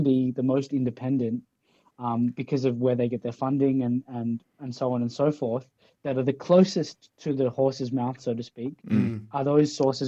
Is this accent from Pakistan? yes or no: yes; Pakistan; now in Australia; I'm from Australia, so I come from a colonized country in a way, but I'm a migrant from Pakistan along the way.